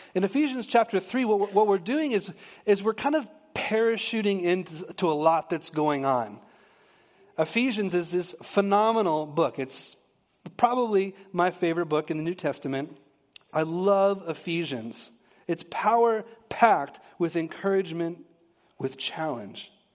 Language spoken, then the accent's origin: English; Texas, United States; I'm from Texas, and I married a P A, central P A girl